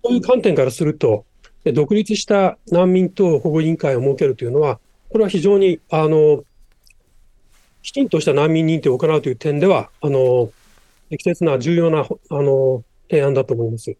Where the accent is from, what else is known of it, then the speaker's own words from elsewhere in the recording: Japan; 日本で育ってきた